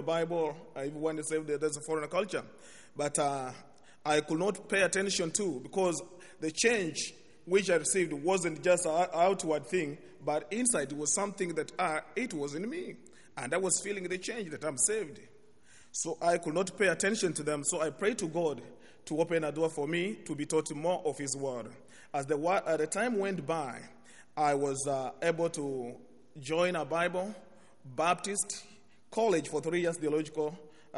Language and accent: English; Kenya; English is a second language; I come from Kenya.